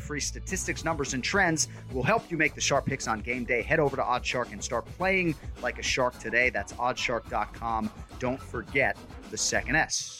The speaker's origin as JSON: {"language": "English", "town": "Boston", "region": "Massachusetts", "country": "United States", "said": "as big a fan as any Bostonian can be of a New Yorker"}